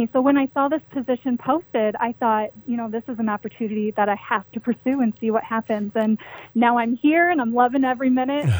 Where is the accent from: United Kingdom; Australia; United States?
United States; Kalamazoo, Michigan; I am originally from Kalamazoo